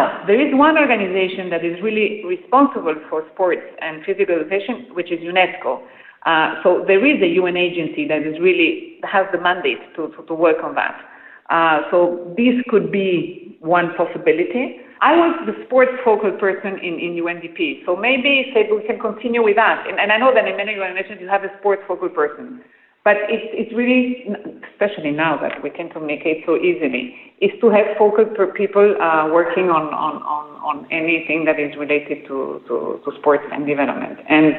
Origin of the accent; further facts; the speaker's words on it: Peru; English is a second language; And then I was raised in Peru. I am Dutch.